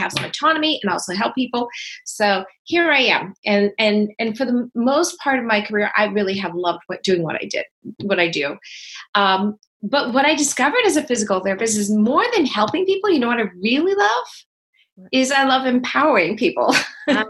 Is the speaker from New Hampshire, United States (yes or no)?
yes; Berlin, New Hampshire, United States; now in California, United States; I grew up in Berlin, New Hampshire